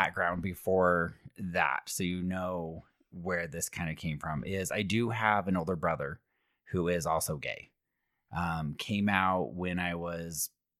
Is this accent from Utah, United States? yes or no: yes; Alpine, Utah, United States; Correct. I grew up in Alpine.